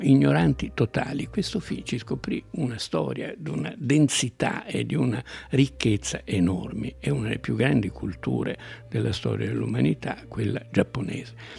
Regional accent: Umbria, Italy; al mio paese in Umbria quando ero piccolo

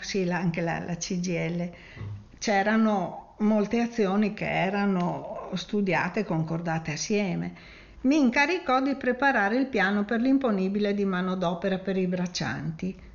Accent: Friuli-Venezia Giulia, Italy; il lavoro qui vuol dire anche trasformazione civile del Priuli, cioè della mia terra

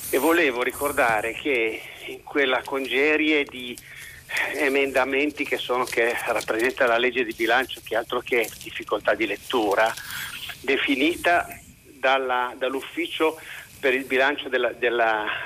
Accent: Liguria, Italy; now in Piedmont, Italy; chiamo dal Piemonte dove attualmente sono sequestrato perché sono ligure, ma

